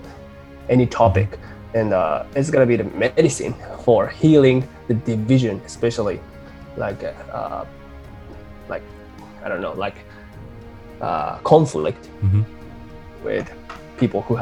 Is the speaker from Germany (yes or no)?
no; Japan; my hometown